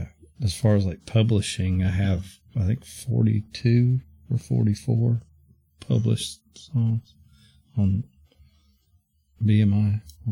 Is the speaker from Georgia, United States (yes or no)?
yes; Georgia, United States; moved away; also born or lived in East Coast; I grew up in Georgia and I've lived all over the East Coast now